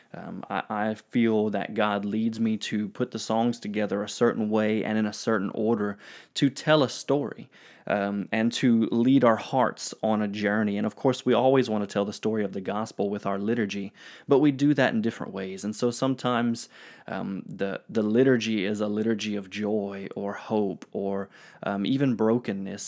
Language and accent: English; United States; I'm American